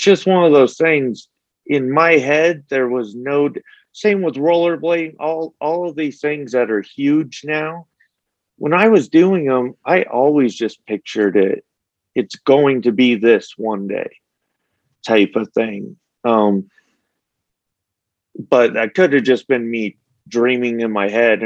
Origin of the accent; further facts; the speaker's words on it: St. George, Utah, United States; also born or lived in Las Vegas, Nevada; even though I grew up in Las Vegas and St. George, the bulk of my life, you know, you move to St. George, it's a small little town.